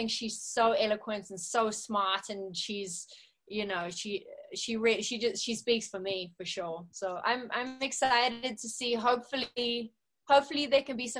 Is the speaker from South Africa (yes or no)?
yes; South Africa; I haven't felt that much, probably not in the band or growing up in South Africa.